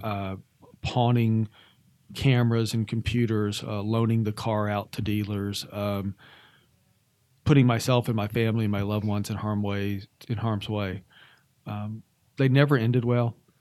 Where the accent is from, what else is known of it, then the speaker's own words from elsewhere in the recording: Atlanta, Georgia, United States; moved away as an adult; also born or lived in Arizona / Montana / Washington State / Oregon; was born and raised in Atlanta, Georgia.